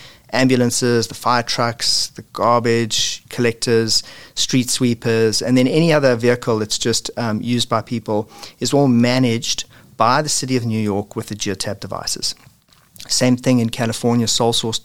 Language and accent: English; South Africa; moved away as an adult; now in Oakville, Canada; you can hear from my funny accent, that I'm originally from South Africa and immigrated to Canada in 2000